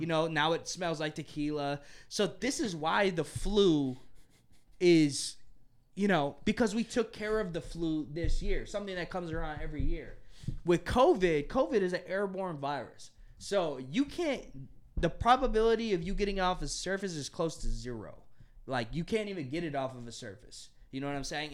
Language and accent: English; United States; as an American